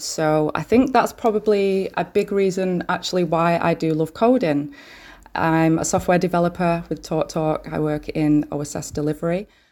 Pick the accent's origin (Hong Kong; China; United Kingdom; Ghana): United Kingdom; Manchester, North West England; I'm from Manchester, born and bred